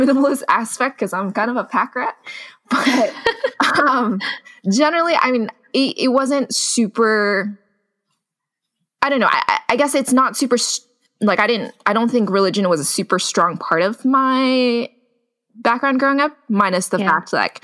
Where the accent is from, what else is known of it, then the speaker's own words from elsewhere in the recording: Sunnyvale, California, United States; I grew up in the Bay Area. I grew up in Sunnyvale